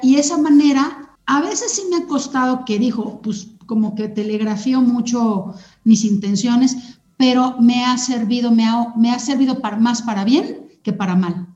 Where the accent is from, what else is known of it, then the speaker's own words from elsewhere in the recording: Sonora, Mexico; moved away; yo crecí en Sonora, en una cultura muy directa de hablar las verdades de la gente